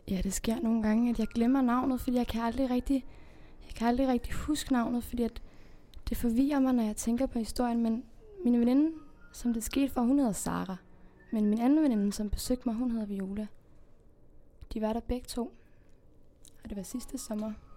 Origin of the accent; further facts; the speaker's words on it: Spain; now in Denmark; Altså, jeg kommer faktisk ikke øh, her fra Danmark. Jeg kommer fra Spanien